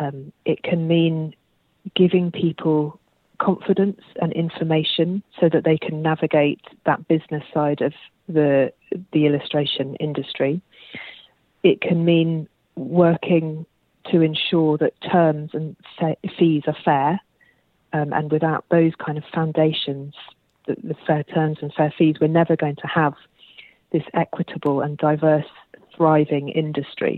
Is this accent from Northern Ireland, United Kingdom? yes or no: no; London, United Kingdom; moved away as an adult; also born or lived in Australia; So, I grew up in London, actually, where we moved away from London about 2 years ago, but otherwise, I was London born and bred